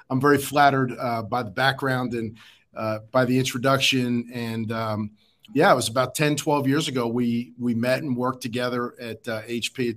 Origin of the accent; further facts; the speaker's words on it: Philadelphia, Pennsylvania, United States; born there; Um, I was born in Philadelphia.